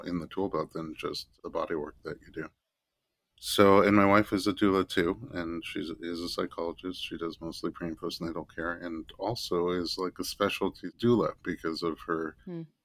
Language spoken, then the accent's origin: English; New York City, New York, United States; I was born in Staten Island, New York